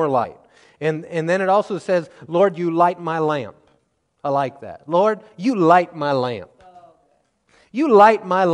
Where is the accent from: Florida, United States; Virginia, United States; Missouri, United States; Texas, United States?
Missouri, United States; the Ozarks of; growing up in the Ozarks of Missouri